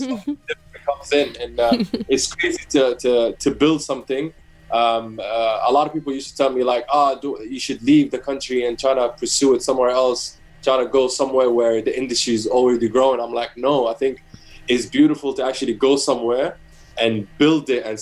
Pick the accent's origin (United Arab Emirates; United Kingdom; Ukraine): United Arab Emirates; Abu Dhabi; growing up in Abu Dhabi, I worked in the F1 in 2009 as an usher